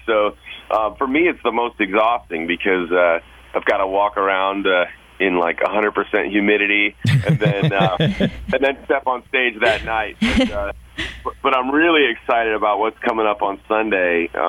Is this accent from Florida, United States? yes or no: no; Chicago, Illinois, United States; now in Nashville, United States; I live in Nashville, not too far from Atlanta. I grew up in Chicago